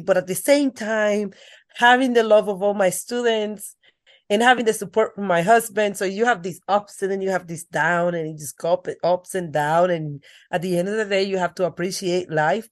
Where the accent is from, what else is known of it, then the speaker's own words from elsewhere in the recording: Dominican Republic; accent: thick accent; English is a second language; moved away; I grew up in the Dominican Republic with my grandmother.